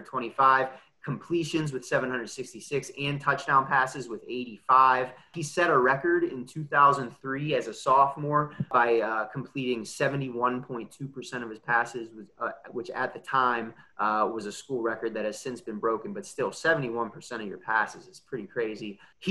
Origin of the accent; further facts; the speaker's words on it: Pittsburgh, Pennsylvania, United States; I'm from Pittsburgh and he has some roots in near Pennsylvania as well.